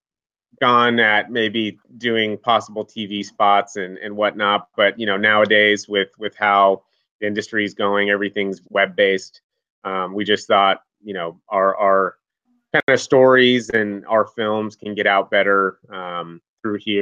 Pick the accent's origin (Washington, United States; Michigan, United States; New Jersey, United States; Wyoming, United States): Washington, United States; Seattle; also born or lived in Montana; I grew up out here in Seattle, Washington